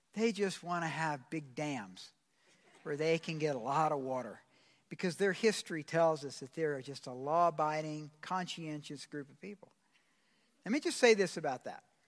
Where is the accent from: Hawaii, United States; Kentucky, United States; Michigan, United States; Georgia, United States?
Georgia, United States; I'm from Georgia